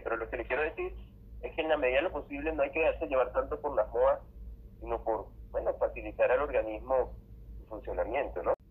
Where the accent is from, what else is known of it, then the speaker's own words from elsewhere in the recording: Venezuela; Yo que soy venezolano y vivo en un clima cálido